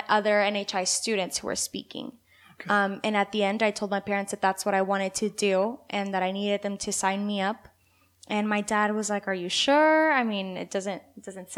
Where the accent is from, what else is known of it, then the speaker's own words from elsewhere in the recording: Ciudad Juárez, Chihuahua, Mexico; moved away; also born or lived in El Paso, Texas; I was born in Juarez. I grew up in Juarez.